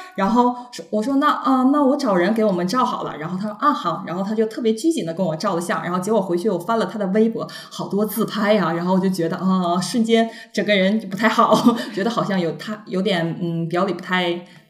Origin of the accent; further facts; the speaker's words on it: Shenyang, Liaoning, China; 我是来自沈阳，就是那个东北东北那那边旮儿的的人，对，沈阳人儿